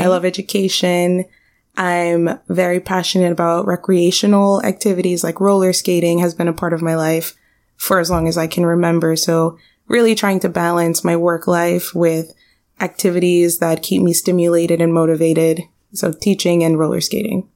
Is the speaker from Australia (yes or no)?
no; Miami, Florida, United States; I'm born and raised in Miami.